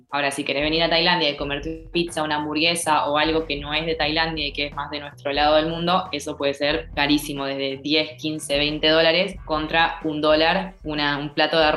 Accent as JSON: {"language": "Spanish", "country": "Argentina", "lives_now": "Thailand", "said": "hay gente de todos lados, pero no hay nadie de Argentina. Yo soy la primera que llegó"}